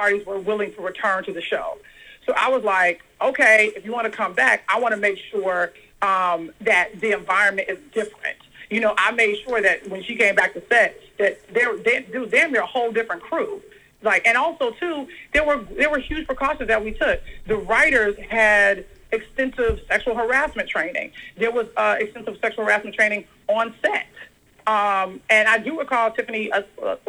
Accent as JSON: {"language": "English", "town": "Chicago", "region": "Illinois", "country": "United States", "said": "I'm a chick from Chicago."}